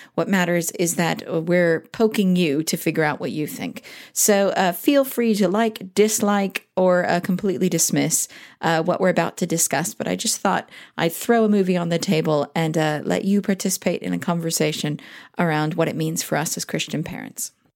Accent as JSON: {"language": "English", "region": "Southern California", "country": "United States", "tie": "born or raised there", "said": "growing up in Southern California"}